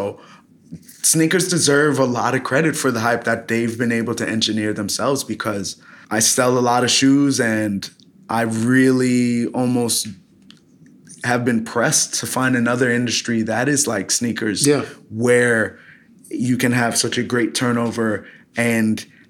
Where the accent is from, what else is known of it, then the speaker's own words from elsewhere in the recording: Fort Lauderdale, Florida, United States; also born or lived in New York / Los Angeles / Philadelphia; I was born in New York. I moved to Los Angeles at 3, got hit with a huge earthquake, moved to Fort Lauderdale at 9, did pretty much end of elementary, middle school and high school in Florida, graduated high school in Florida at 18